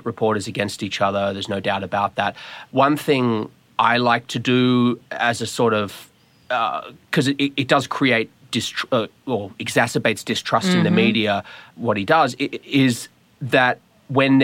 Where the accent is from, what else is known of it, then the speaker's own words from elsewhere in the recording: Australia; moved away as an adult; now in Washington, D.C., United States; I'm from Australia